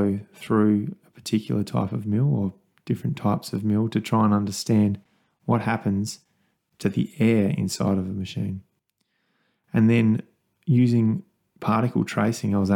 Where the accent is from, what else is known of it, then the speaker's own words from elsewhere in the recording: Kangaroo Island, South Australia, Australia; a 13-year-old kid growing up on Kangaroo Island on a wool and grain farm